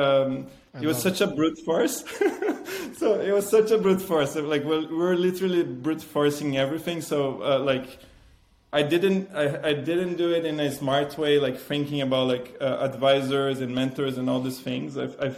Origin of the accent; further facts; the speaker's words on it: Italy; I'm passionate about food. I came from Italy.